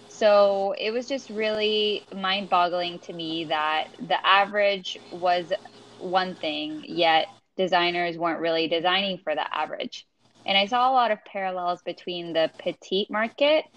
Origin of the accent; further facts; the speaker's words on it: Venezuela; now in United States; I grew up in Venezuela